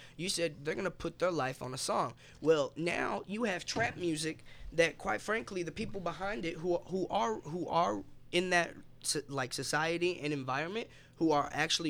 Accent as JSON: {"language": "English", "town": "Louisville", "region": "Kentucky", "country": "United States", "tie": "born or raised there", "also_born_or_lived": "Egypt", "said": "But raised here in Louisville, Kentucky."}